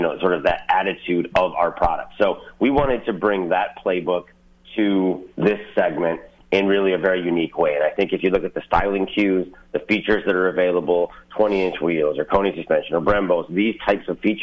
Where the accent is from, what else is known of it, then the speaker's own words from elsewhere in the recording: Eastpointe, Michigan, United States; I grew up in East Detroit.